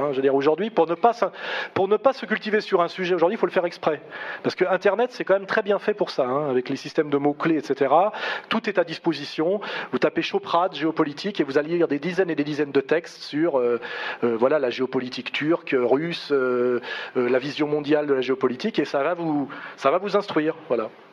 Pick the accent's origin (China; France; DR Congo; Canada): France; Moi, je suis un Français, je me revendique comme Français